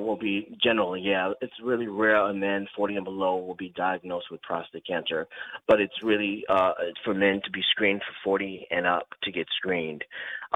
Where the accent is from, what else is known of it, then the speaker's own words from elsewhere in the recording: Utica, New York, United States; moved away as an adult; also born or lived in Long Island, New York; I'm from a small town in Utica, New York